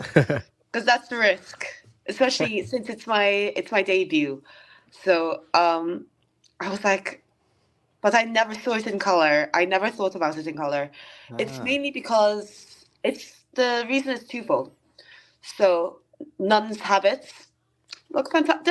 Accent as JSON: {"language": "English", "country": "Malta", "tie": "born or raised there", "moved": "as an adult", "lives_now": "United Kingdom", "said": "I'm from Malta, from my very foreign sounding surname. And we are an extremely Roman Catholic country. And when I emigrated to the UK"}